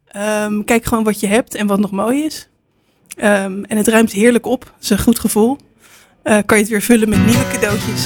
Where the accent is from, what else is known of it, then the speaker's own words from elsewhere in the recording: Leiden, South Holland, Netherlands; ik kom uit Leiden